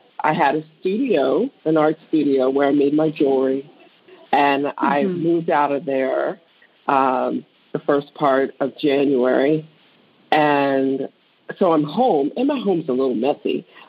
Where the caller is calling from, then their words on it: Maryland, United States; Oh, I am outside, 30 minutes outside of Washington, D.C. in Maryland, Chambersburg.